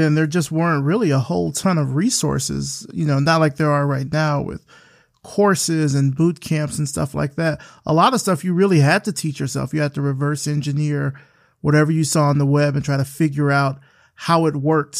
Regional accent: Alabama, United States; I'm familiar with Oakwood because I'm from Alabama.

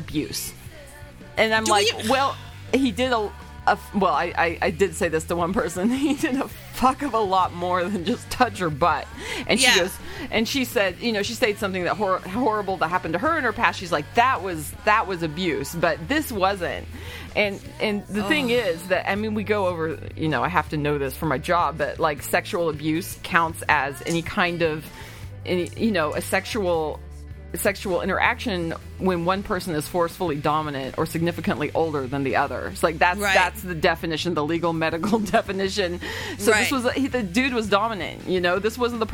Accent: Arkansas, United States; born or raised there

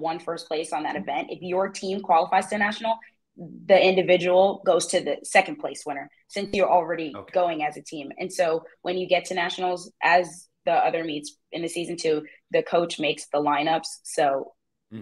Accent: New Jersey, United States; moved away as an adult; now in Columbia, United States; my hometown in New Jersey

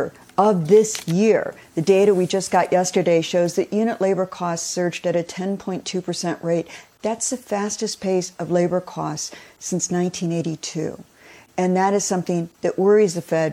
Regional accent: Detroit, Michigan, United States; I also remember the 70s growing up in Detroit

